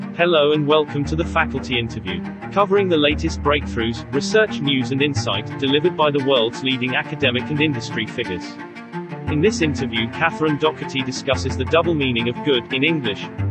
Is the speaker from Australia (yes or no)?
yes; Australia; moved away as an adult; now in Scotland, United Kingdom; I'm an Australian, uh, so coming to Scotland was again another adventure for me